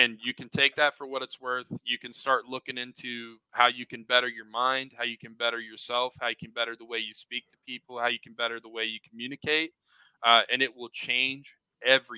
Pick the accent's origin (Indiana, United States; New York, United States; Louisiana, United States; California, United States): Indiana, United States; Southern; I'm from Indiana, Southern Indiana